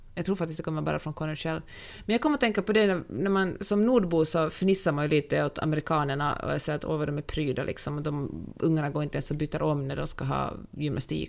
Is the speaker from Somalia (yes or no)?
no; Finland; moved away; när jag var liten och vi hade liksom fester hemma och jag kommer från Finland